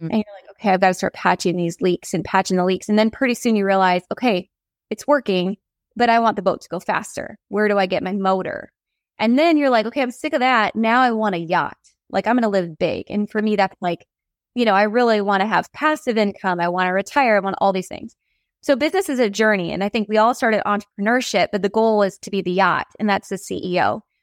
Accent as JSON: {"language": "English", "region": "North Dakota", "country": "United States", "tie": "born or raised there", "said": "Growing up in North Dakota"}